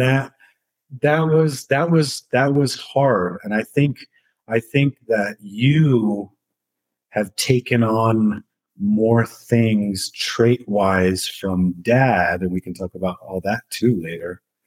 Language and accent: English; Santa Fe, New Mexico, United States; moved away as an adult; growing up in Santa Fe was interesting